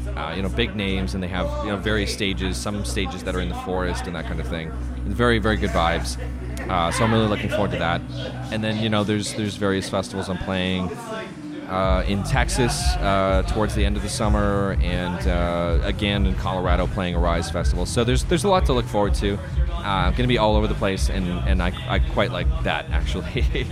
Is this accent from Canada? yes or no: yes; Calgary, Alberta, Canada; born and raised in Calgary, uh, proud Canadian